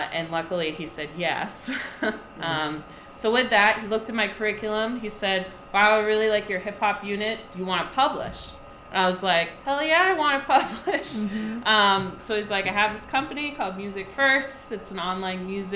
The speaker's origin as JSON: {"language": "English", "area": "Cape Cod", "region": "Massachusetts", "country": "United States", "tie": "born or raised there", "also_born_or_lived": "Rhode Island / New York", "said": "I grew up on the Cape"}